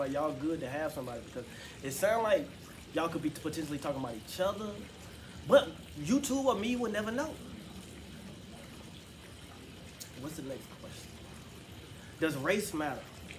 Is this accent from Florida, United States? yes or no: yes; Miami, Florida, United States; I'm from Miami too